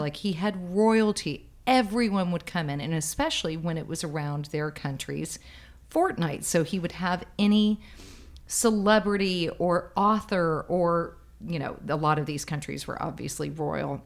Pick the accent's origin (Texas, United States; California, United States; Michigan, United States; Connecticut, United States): Texas, United States; Dallas; moved away as an adult; now in New York, United States; I'm from Dallas in Texas originally, and I've always considered myself to still be a Texan